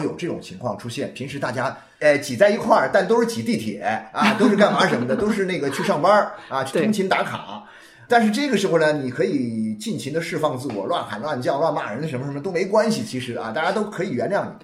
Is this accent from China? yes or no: yes; China; 又由于我们中国人的这个文化里面